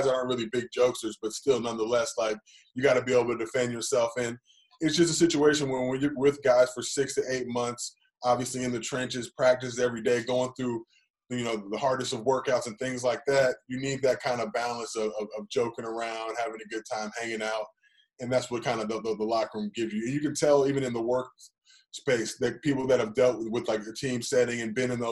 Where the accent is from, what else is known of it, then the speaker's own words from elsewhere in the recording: Los Angeles, California, United States; as a Los Angelino.